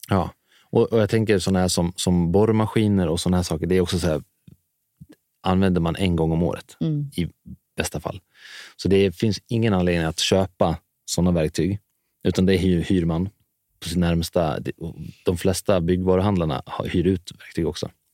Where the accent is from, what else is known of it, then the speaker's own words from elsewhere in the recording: Dalarna County, Sweden; now in Stockholm, Sweden; jag kommer från Dalarna så har jag alltid haft stora, en stor gård att springa runt på